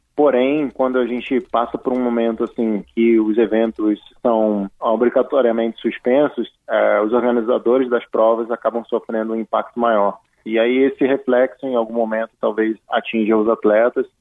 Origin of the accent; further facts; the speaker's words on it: Petrópolis, Rio de Janeiro, Brazil; Eu estou em Petrópolis, que é a minha cidade natal, onde a minha família reside